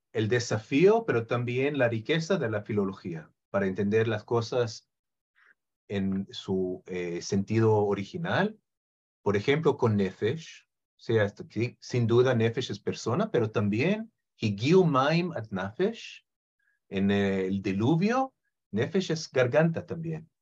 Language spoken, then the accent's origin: Spanish; Israel; Spanish is a second language; nací en Israel